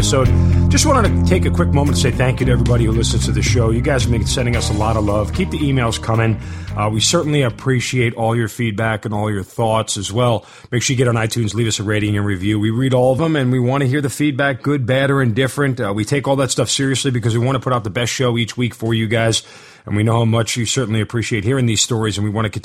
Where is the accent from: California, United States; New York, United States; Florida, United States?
New York, United States; now in Atlanta, United States; both native New Yorkers